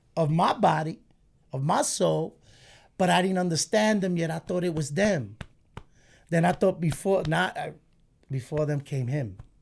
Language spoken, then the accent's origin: English; New York City, New York, United States; we moved from Warwick by Highland Park to East New York right there by Pinckney and Euclid.